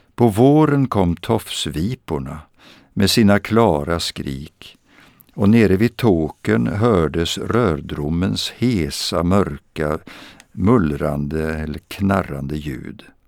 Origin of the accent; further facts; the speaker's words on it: Vadstena, Östergötland, Sweden; Vadstena i centrum. Där växte jag upp